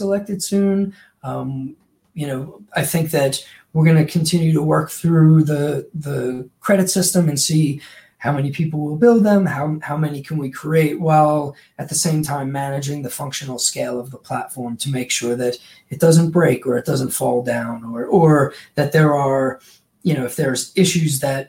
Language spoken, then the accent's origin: English; Long Island, New York, United States; born or raised there; moved away